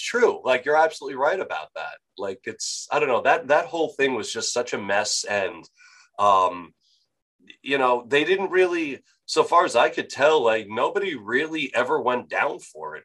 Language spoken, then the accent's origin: English; Franklin Square, New York, United States; moved away; I am from New York originally, so I uh, where uh, uh, Franklin Square. Do you know where, where that is in Nassau County